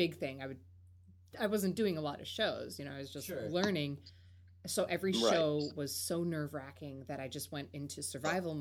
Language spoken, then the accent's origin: English; Minnesota, United States; moved away as an adult; also born or lived in Chicago; now in Los Angeles, United States; I grew up in Minnesota and then I went to college in Chicago